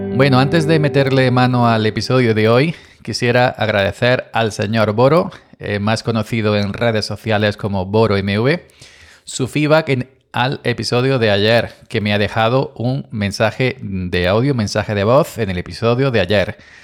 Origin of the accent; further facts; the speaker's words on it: Andalusia, Spain; somos andaluces